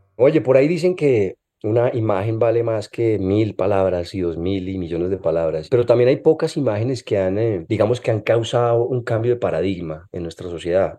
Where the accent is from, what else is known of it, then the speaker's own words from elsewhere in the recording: Colombia; moved away as an adult; Yo cuando estaba en Colombia, aquí en la universidad